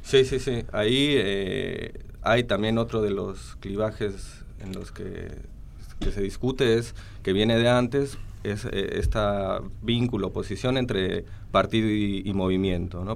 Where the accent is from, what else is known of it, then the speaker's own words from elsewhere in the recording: Mexico; moved away as an adult; now in Argentina; soy mexicano eh, y vine acá a hacer el doctorado